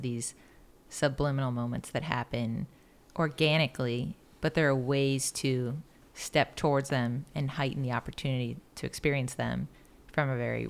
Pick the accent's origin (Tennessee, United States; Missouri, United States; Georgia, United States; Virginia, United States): Georgia, United States; Marietta; moved away; I was born in Marietta.